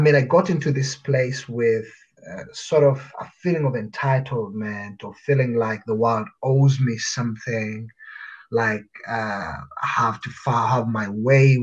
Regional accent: Uganda; moved away as an adult; now in Netherlands; I'm originally from Uganda. That's where I was born and raised.

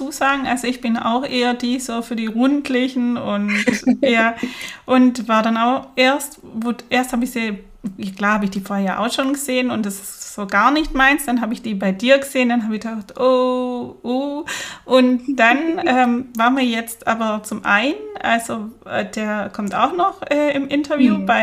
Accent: Baden-Württemberg, Germany; also ich bin ja Schwäbin und dann tun die anderen fleißig schaffen.

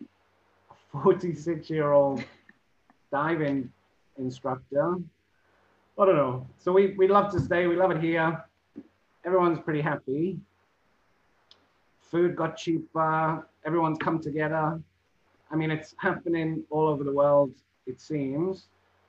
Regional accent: Liverpool, North West England, United Kingdom; But I'm actually born and raised in Liverpool, which causes problems because Liverpool people, like everyone, they're proud of their city and their culture and everything.

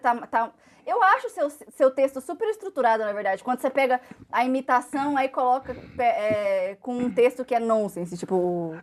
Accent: Mato Grosso, Brazil; eu sou do Mato Grosso

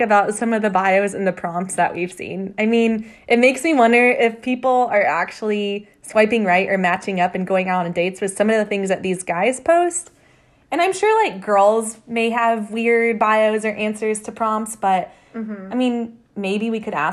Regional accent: Atlanta, Georgia, United States; we are from Atlanta

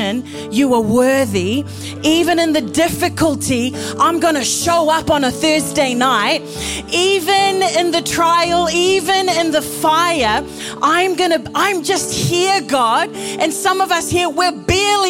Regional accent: New Zealand; I'm from New Zealand. My particular flavour of brown is Fijian.

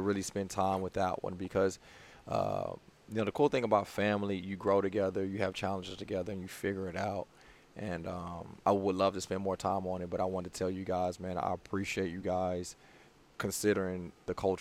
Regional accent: Houston, Texas, United States; I'm from Houston. I play collegiate ball in Houston.

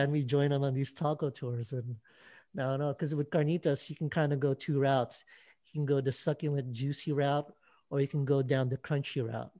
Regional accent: Philippines; As a Filipino, I've kind of become a taco expert.

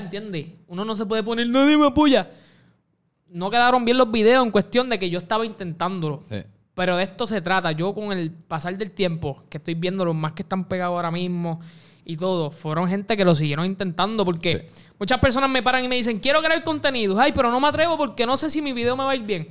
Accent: Puerto Rico; Puerto Rico, me siento puertorriqueño

